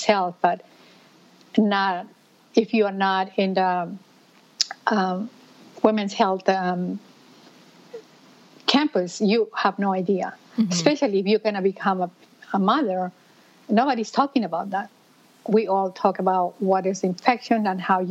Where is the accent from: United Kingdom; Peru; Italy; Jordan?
Peru; moved away as an adult; now in New York City, United States; I am originally from Peru. And in Peru, I used to be a veterinarian. And I moved to United States